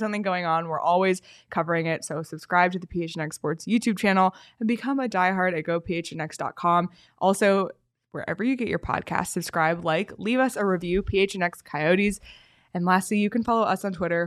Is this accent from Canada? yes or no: yes; Canada; moved away; as a Canadian